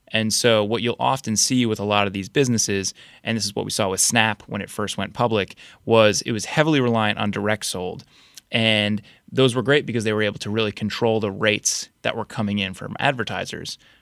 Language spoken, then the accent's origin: English; New Jersey, United States; moved away as an adult; also born or lived in Boston; now in Washington, D.C., United States; I grew up in New Jersey, went to school in Boston, then moved down to D C.